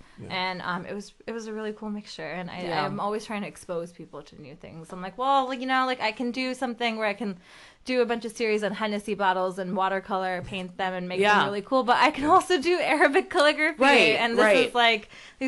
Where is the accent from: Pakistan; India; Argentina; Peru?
Pakistan; born there; I'm not from a family of immigrants. I am an immigrant. Like I was born in Pakistan.